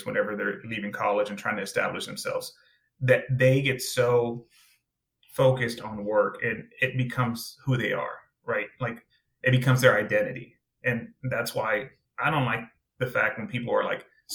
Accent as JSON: {"language": "English", "town": "Austin", "region": "Texas", "country": "United States", "said": "I'm from Austin, Texas"}